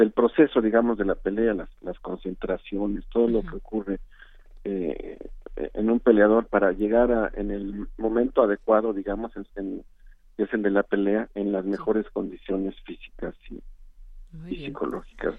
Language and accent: Spanish; Mexico